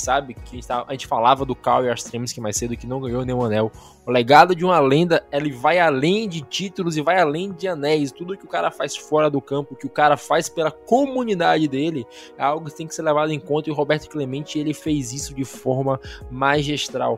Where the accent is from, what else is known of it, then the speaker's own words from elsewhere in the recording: Brazil; nós brasileiros, nós também somos latinos